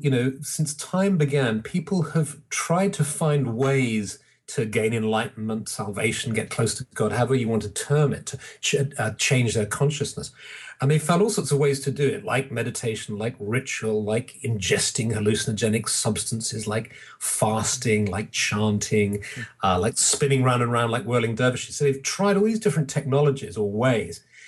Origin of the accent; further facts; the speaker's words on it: England, United Kingdom; I'm English